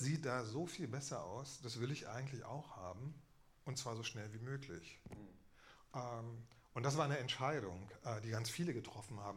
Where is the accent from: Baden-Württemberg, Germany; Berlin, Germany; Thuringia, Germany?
Berlin, Germany; ich bin in Ostberlin geboren